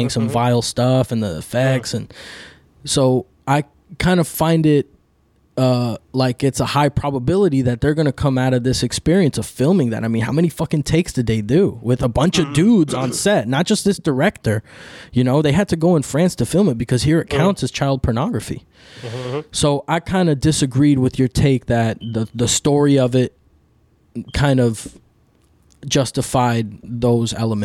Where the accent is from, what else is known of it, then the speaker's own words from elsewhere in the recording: New York City, New York, United States; also born or lived in Dominican Republic / Miami; I was born in New York City, but I lived in DR for a bit. So I know what it is to, I'm first generation American